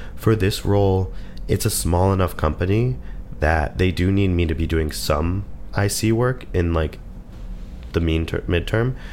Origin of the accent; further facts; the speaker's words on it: United States; we're American